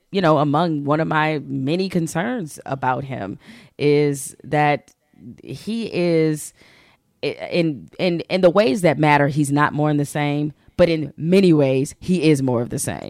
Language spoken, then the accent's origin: English; Detroit, Michigan, United States; I'm from Detroit